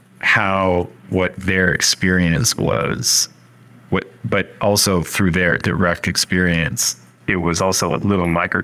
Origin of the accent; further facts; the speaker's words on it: Bethesda, Maryland, United States; also born or lived in Washington, D.C.; I was born in D.C. I grew up in Bethesda, Maryland, which is not in the city, but it's not just city, but still inside. My brother grew up in the same place, but both of us grew up there.